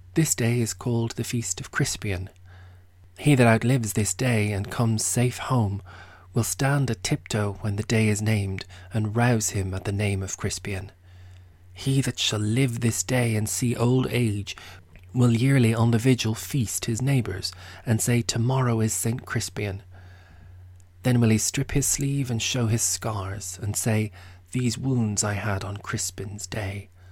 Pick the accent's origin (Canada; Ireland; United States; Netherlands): Ireland; I'm Irish